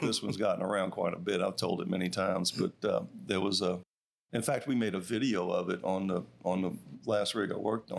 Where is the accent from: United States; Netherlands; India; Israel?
United States; Madisonville, Louisiana; my hometown